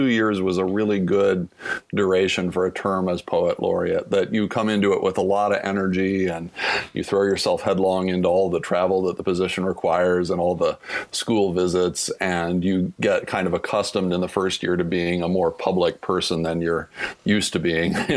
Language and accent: English; Topeka, Kansas, United States; moved away as an adult; Washburn is, you know, three blocks from the house I grew up in.